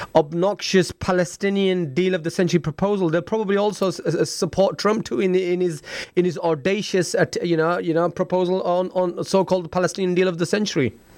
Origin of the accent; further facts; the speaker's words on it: Leeds, Yorkshire and the Humber, United Kingdom; moved away; I'm originally from Leeds myself